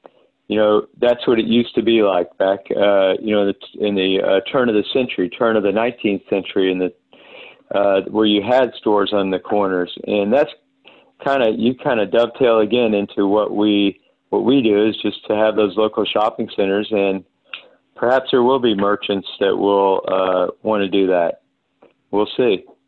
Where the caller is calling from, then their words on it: Santa Monica, California, United States; I'm calling you from Santa Monica, California, because I happen to be out here.